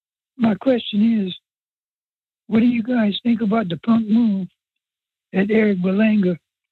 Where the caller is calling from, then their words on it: South Louisiana, United States; I'm calling from South Louisiana.